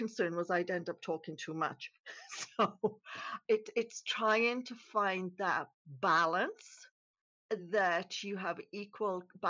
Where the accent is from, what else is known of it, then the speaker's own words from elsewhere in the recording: Wales, United Kingdom; moved away as an adult; now in Canada; originally I was born in Wales in the United Kingdom. I became a nurse. I moved to Canada in 1987 and I've lived here ever since